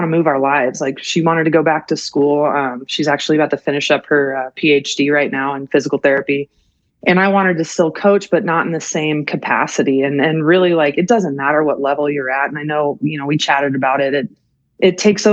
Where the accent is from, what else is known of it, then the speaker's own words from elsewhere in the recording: Colorado, United States; moved away as an adult; I grew up in Colorado